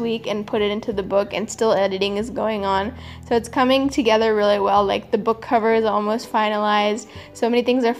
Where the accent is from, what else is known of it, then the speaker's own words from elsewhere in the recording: California, United States; now in Chennai, India; growing up in California